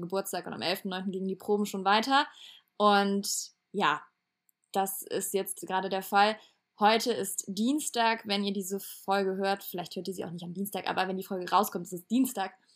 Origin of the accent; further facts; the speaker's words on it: Cologne and Eschweiler, North Rhine-Westphalia, Germany; also born or lived in Hamburg; now in Lübeck, Germany; in meiner Heimat Köln und Echweiler wieder zurückzukommen.